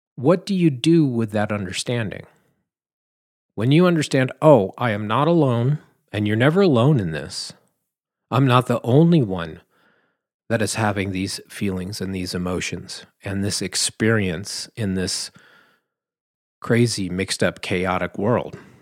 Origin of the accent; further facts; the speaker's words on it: Southern California, United States; I'm from California, you know. Southern California